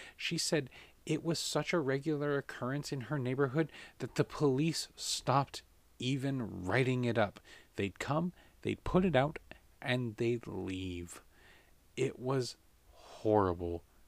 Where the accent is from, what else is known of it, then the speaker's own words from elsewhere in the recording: United States; as an American